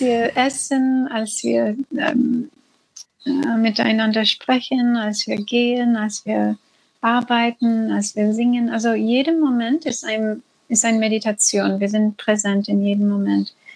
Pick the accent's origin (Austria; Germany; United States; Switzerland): United States; German is a second language; now in Sri Lanka; Komm, komme aus dem, komme aus den U S